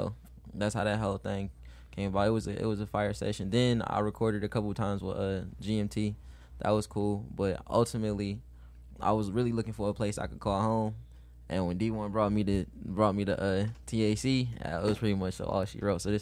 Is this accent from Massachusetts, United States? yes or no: no; Highland Park, Michigan, United States; growing up in Highland Park